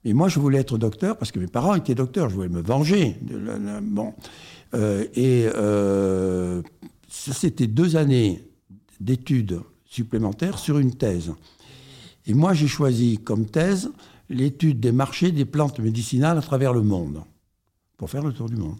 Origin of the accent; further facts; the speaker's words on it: Perpignan, Occitania, France; also born or lived in Paris / Montpellier; j'ai passé toute, euh, toute mon enfance, ma jeunesse à Perpignan